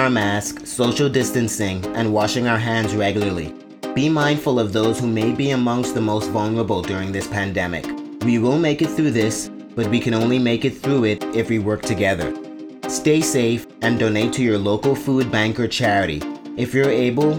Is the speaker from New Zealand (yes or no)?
no; Bahamas; As a child growing up in the Bahamas, I have fond memories of Junkanoo with my family on Boxing Day